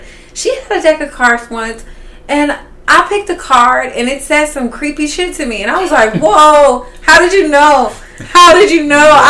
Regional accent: Los Angeles, California, United States; also born or lived in Indianapolis, Indiana; I'm originally from Indianapolis, Indiana, but I grew up in Baldwin Hills. It's been my home.

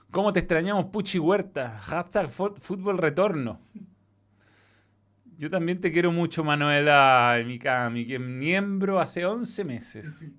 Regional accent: Venezuela; Aparte dije bello, como venezolano.

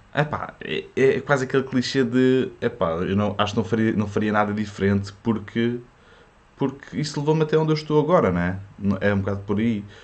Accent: Portugal; first language French; Portuguese is a second language; also born or lived in France; os meus pais eram imigrantes em França e, e eu fiquei. Eu, a minha primeira língua foi francês e eles voltaram para Portugal uh, quando eu tinha 7 anos

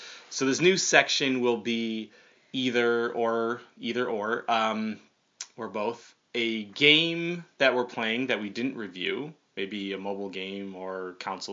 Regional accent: Olean, New York, United States; my hometown in Olean, New York.

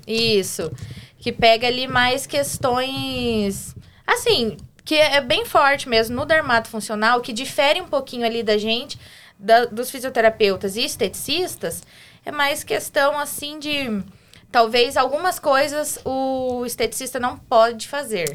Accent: Curitiba, Paraná, Brazil; also born or lived in Santo Antônio da Platina / Siqueira Campos; Depois meus pais se separaram e fui para Curitiba. É, é, desde então, fiquei lá, me formei.

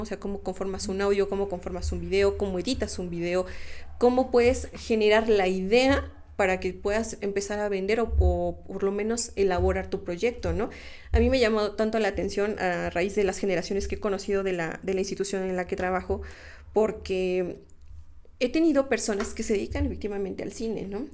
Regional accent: Mexico; nosotros como mexicanos

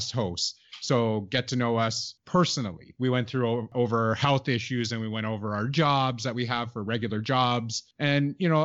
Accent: Canada; I'm actually from Canada

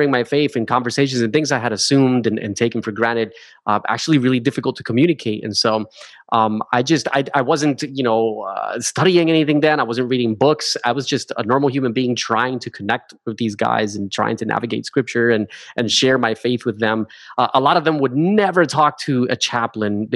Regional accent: New Jersey, United States; moved away as an adult; also born or lived in Hawaii; now in Australia; So I'm originally a Jersey boy. I'm from New Jersey. I grew up 20 minutes south of Manhattan.

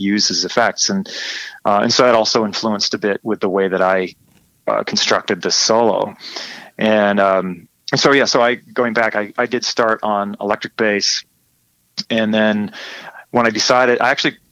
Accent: McFarland, Wisconsin, United States; now in San Francisco, United States; I'm from Madison, Wisconsin.

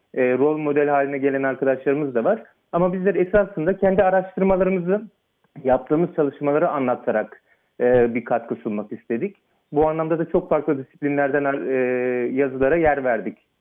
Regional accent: Fethiye, Muğla, Turkey; moved away as an adult; also born or lived in Ankara / Istanbul; now in Oxford, United Kingdom; ben e, ilkokulu ve Anadolu Lisesi'ni Fethiye'de, Muğla Fethiye'de e, okudum

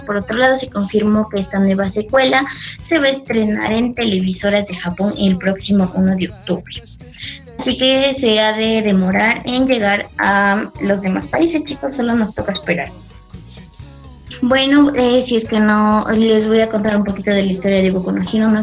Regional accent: Ecuador; soy de Ecuador, tengo 22 años

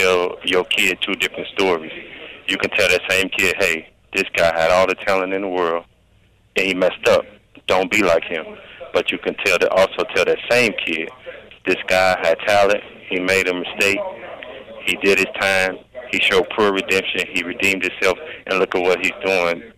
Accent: Gary, Indiana, United States; these so harsh communities that we grew up in Gary, Indiana

